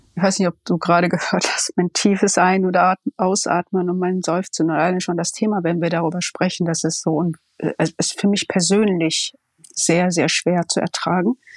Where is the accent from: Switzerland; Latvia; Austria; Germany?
Germany; Ruhr area, North Rhine-Westphalia; moved away as an adult; also born or lived in Berlin; Ich komme ja aus dem Ruhrgebiet